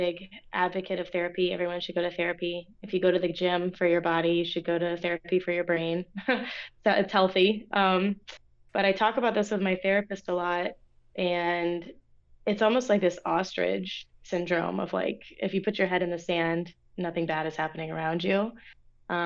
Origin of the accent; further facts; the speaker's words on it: Orlando, Florida, United States; moved away; also born or lived in Lynchburg, Virginia; I grew up in Orlando, Florida